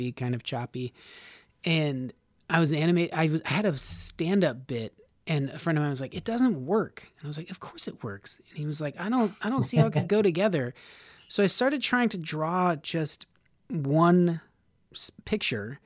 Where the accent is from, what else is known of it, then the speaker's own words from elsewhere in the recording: Nevada, United States; now in Los Angeles, United States; I'm from Nevada